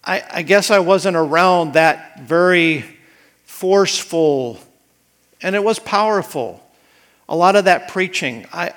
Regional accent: Idaho, United States; when I was growing up in Idaho.

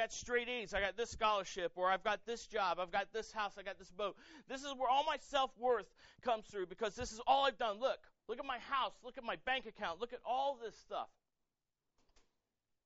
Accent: United States; I'm proud to be American. I served in the military for 7 years. I love this country.

